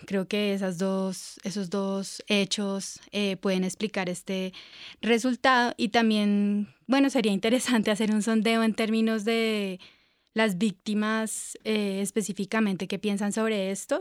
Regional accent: Colombia

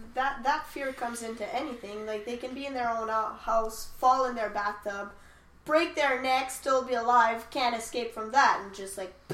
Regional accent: Calgary, Alberta, Canada; now in Quebec, Canada; But I'm not a Quebecer. I was born in Calgary. That makes me an Albertan.

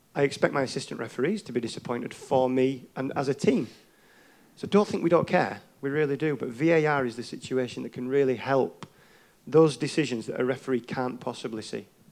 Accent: England, United Kingdom; as an English referee

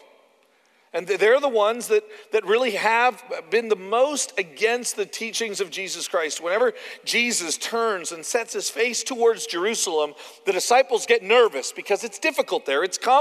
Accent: Canada; moved away; I'm from Canada.

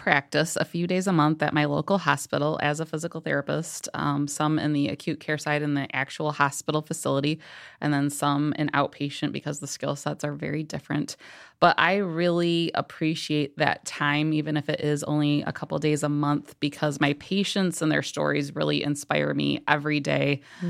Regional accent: Kalamazoo, Michigan, United States; I'm born and raised in Kalamazoo, Michigan, and was hoping to go back after I was in Marquette University for my degree in Milwaukee, Wisconsin.

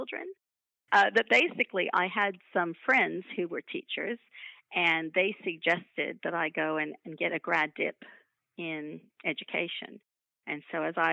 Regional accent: United States; moved away as an adult; now in Queensland, Australia; my accent. I come from the United States originally

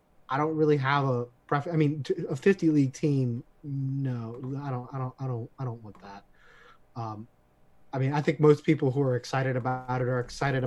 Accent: United States; as an American

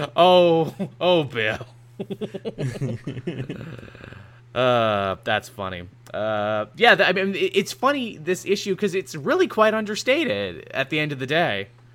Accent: Canada; I'm Canadian

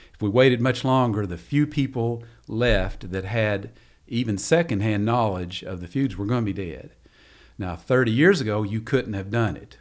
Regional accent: Long Creek, Kentucky, United States; growing up in Eastern Kentucky

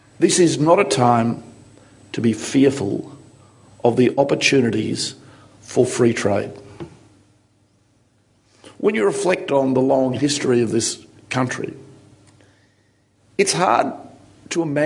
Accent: Australia; moved away as an adult; now in London, United Kingdom; we Australians

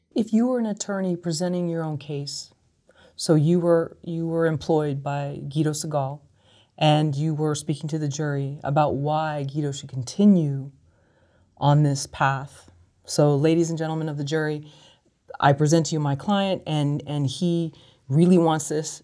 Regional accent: San Francisco, California, United States; growing up in San Francisco

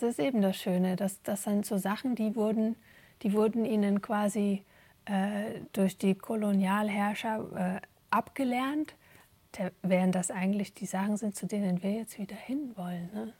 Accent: Germany; moved away as an adult; now in Belgium; selber aufgewachsen in Deutschland

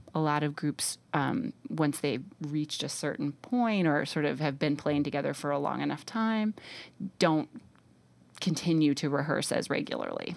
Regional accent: New York City, New York, United States; moved away as an adult; also born or lived in Austin, Texas; I grew up in New York City

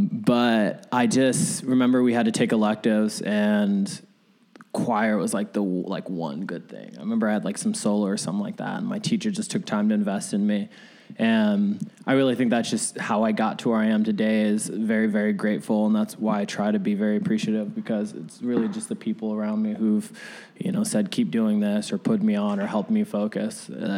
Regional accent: Arizona, United States; also born or lived in Vallejo, California; So I was really raised. I say I have the Bay blood in me, but I was raised in the heat.

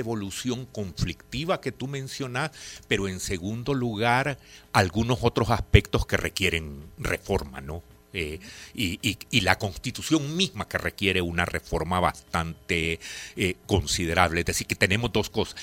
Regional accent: El Salvador

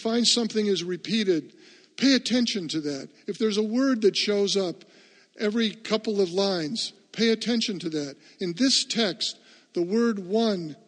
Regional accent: United States; I am an American and happy to be one.

